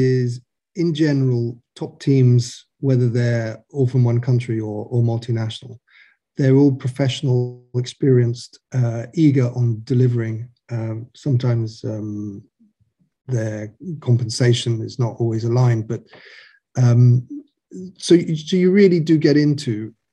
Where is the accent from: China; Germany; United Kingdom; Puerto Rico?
United Kingdom; also born or lived in Ireland; now in mainland Europe; I'm British